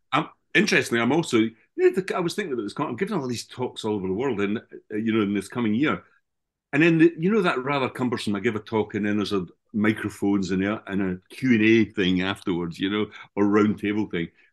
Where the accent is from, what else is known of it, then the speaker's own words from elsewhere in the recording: Scotland, United Kingdom; my hometown in Scotland